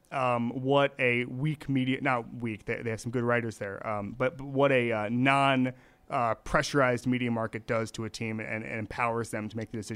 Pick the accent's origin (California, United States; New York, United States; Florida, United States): Florida, United States; I'm from Florida.